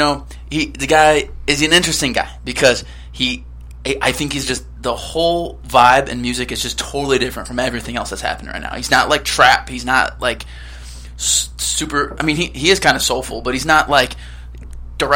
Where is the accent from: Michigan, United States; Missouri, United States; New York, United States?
Missouri, United States; St. Louis; we're cool guys from St. Louis